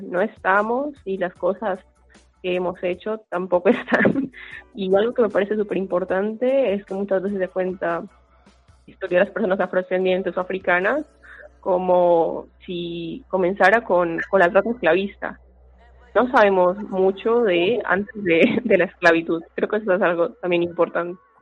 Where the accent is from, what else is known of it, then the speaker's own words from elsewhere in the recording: Colombia; now in Argentina; tengo proceso como migrante colombiana